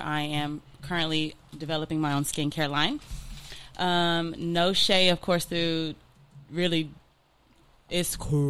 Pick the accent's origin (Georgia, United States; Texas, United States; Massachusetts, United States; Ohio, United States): Texas, United States; Dallas; now in Los Angeles, United States; I'm from Dallas, 214, born and raised.